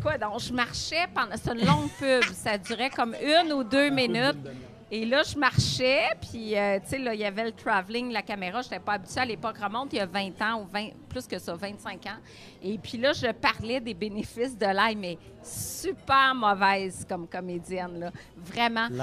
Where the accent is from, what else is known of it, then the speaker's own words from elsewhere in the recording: Gatineau, Quebec, Canada; moved away as an adult; now in Montreal, Canada; je viens de l'Outaouais, j'adore la région. Honnêtement, je serais restée là-bas